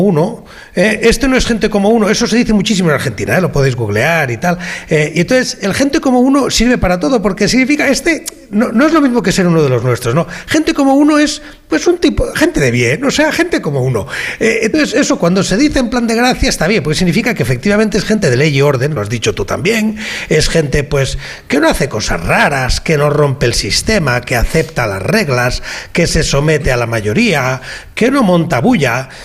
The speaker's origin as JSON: {"language": "Spanish", "region": "Catalonia", "country": "Spain", "said": "los que somos catalanes con ocho apellidos o 12 o 15 apellidos catalanes"}